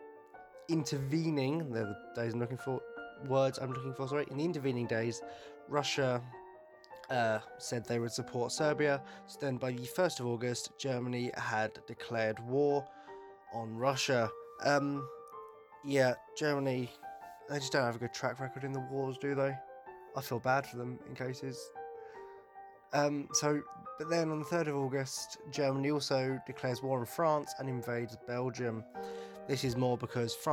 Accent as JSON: {"language": "English", "country": "United Kingdom", "said": "I'm British"}